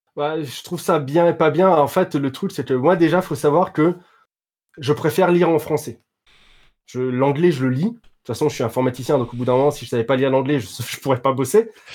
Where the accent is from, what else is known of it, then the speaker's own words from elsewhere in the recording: France; je suis français